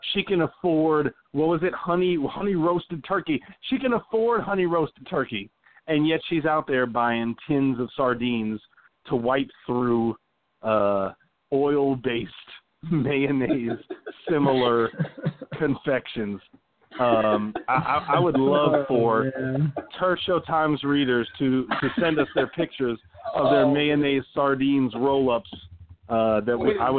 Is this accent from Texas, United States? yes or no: yes; Texas, United States; I grew up in the South, right, from Texas, family from Louisiana.